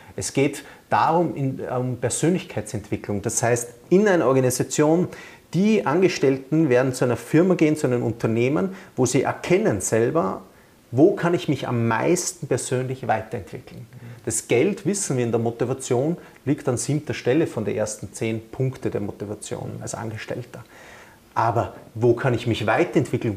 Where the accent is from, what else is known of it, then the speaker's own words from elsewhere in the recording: Vienna, Austria; now in Rosenheim, Germany; ich bin ja Wiener